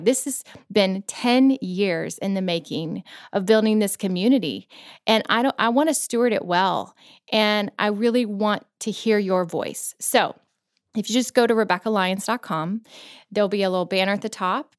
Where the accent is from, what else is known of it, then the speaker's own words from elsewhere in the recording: Florida, United States; moved away as an adult; also born or lived in Virginia; now in Tennessee, United States; I grew up in Florida where we didn't have seasons